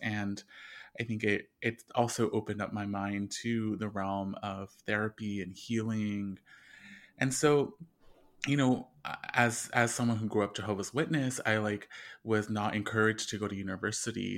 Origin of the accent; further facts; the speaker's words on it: Bloomington, California, United States; also born or lived in East Los Angeles; I grew up in the Inland Empire in a small town called Bloomington, California, that's really rural